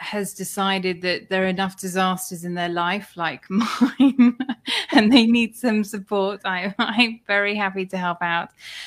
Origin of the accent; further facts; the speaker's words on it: United Kingdom; he heard my accent and he said, oh, where are you from? So I said the UK